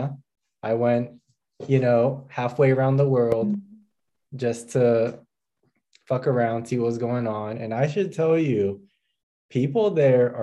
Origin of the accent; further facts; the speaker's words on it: Indiana, United States; also born or lived in New York; now in Dallas, United States; I grew up in Indiana